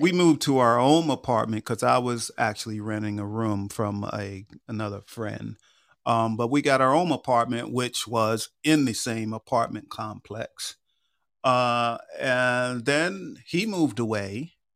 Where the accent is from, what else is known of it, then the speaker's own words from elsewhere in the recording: Long Island, New York, United States; moved away as an adult; also born or lived in Memphis, Tennessee; now in Atlanta, United States; my parents still lived in the house I grew up